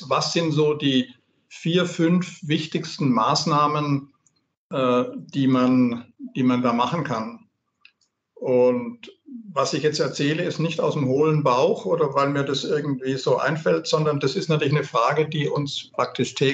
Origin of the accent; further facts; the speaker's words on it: Baden-Württemberg, Germany; Also als Schwabe bin ich jetzt fast ein bisschen verlegen nach diesem kleinen Werbeblock von der Gudrun.